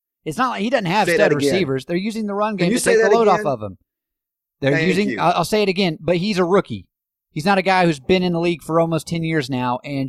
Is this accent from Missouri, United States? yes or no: no; East Tennessee, United States; I grew up in East Tennessee.